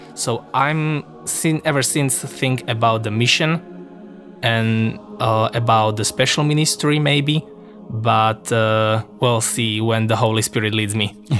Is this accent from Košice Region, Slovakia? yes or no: yes; Košice, Košice Region, Slovakia; also born or lived in Manitowoc, Wisconsin; I'm from Košice, from eparchy of Košice